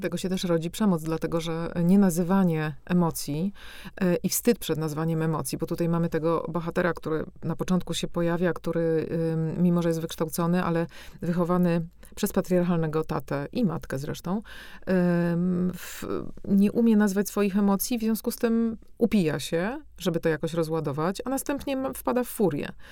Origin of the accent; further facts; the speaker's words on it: Warsaw, Masovian Voivodeship, Poland; moved away as an adult; now in Brussels, Belgium; urodziłam się na Ochocie warszawskiej, a wychowałam się od 5 25 roku życia już właśnie w tych blokach